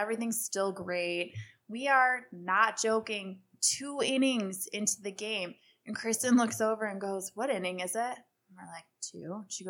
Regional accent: Chicago, Illinois, United States; I'm Chicagoan.

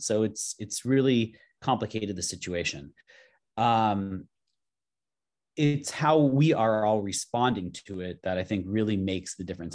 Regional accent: Los Angeles, California, United States; now in San Francisco, United States; I'm, I'm from Los Angeles. I live in San Francisco now

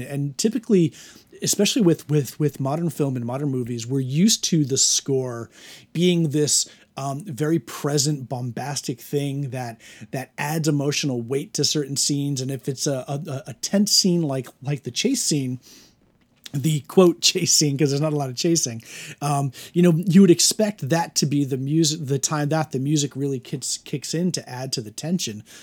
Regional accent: United States; as an American in twenty twenty

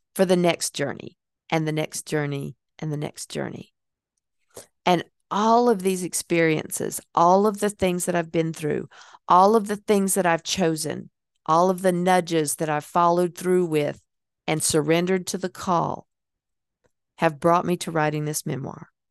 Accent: Hickory, North Carolina, United States; moved away as an adult; I wouldn't have been able to move out of Hickory, North Carolina and become the person that I was going to be because I needed that time away from my hometown

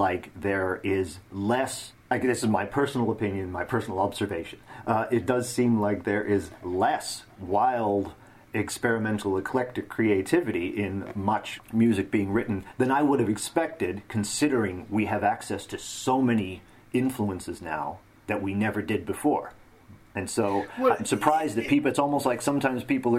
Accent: Northern Canada, Canada; my hometown in northern Canada

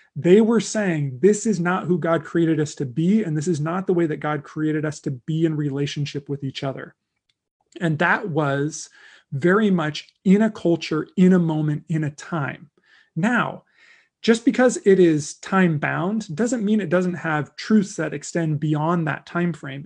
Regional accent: United States; as a white American Christian in twenty twenty

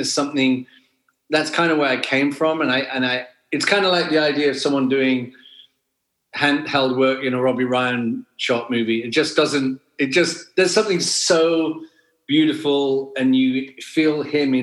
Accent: Wales, United Kingdom; I grew up in Wales, in the middle of nowhere

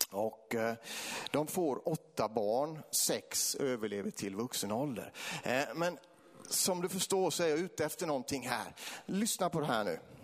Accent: between Vetlanda and Eksjö, Jönköping County, Sweden; i den här bygden som, som Kalle kommer ifrån, det är, det är min hembygd, det är här mellan Vetlanda och Eksjö

